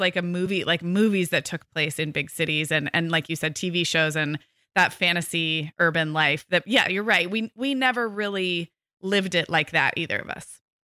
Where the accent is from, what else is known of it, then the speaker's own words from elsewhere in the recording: Santa Barbara, California, United States; moved away as an adult; also born or lived in Corvallis, Oregon / Chicago / Scottsdale, Arizona; Most of my growing up, was right outside Santa Barbara